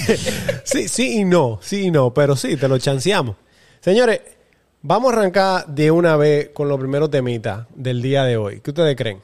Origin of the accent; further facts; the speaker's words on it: Dominican Republic; Como los dominicanos siempre montamos el coro y la banda